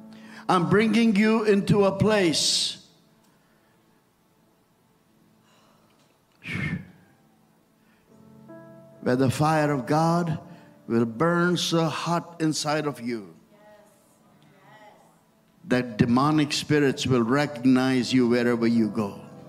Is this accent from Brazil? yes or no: no; India; English is a second language; And I was so new from India.